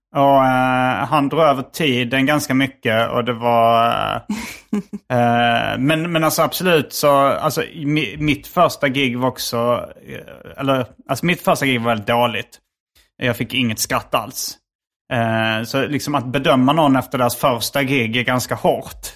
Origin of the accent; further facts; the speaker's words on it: Hjärup, Skåne, Sweden; accent: Scanian; also born or lived in Malmö / Lund; sen flyttade vi till Järp när jag var noll